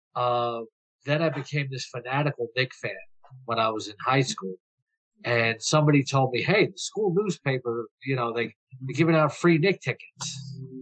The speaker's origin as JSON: {"language": "English", "town": "New York City", "region": "New York", "country": "United States", "tie": "born or raised there", "moved": "as an adult", "lives_now": "Florida, United States", "said": "I'm from Flushing, Queens"}